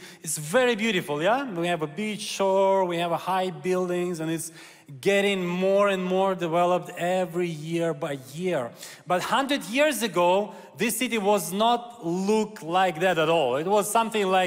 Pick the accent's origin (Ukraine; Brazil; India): Ukraine; Kyiv; I'm Ukrainian Jew, so I was born in Ukraine in Kyiv.